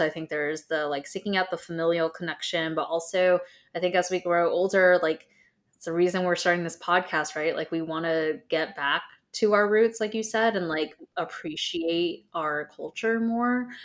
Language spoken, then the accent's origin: English; Southern California, United States; … and I both grew up in Southern California